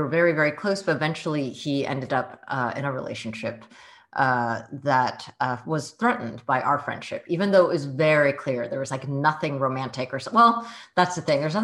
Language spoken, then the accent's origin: English; Bay Area, California, United States; first language Mandarin; English is a second language; moved away as an adult; also born or lived in San Jose / Seattle; I actually grew up in the Bay Area. I was born in San Jose in Kaiser Hospital, Santa Clara.